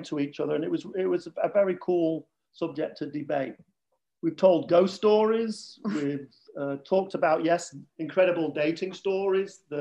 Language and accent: English; Manchester, North West England, United Kingdom; accent: Northern; also born or lived in Lake Bluff, Illinois; now in Ravinia, United States; from Manchester